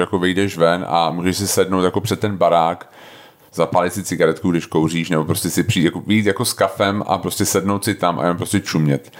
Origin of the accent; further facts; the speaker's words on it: Prague, Czechia; also born or lived in Snina, Slovakia / Houston, United States; já jsem se narodil v Tomárově nemocnici na Praze 4